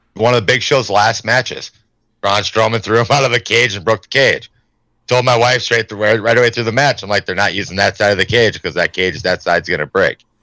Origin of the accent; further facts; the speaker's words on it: Hadley, United States; my hometown, little town of Hadley